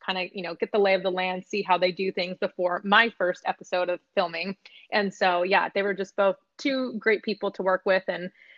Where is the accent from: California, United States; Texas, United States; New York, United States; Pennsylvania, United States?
California, United States; Sacramento; also born or lived in San Jose, California; I was born in San Jose, but grew up in Sacramento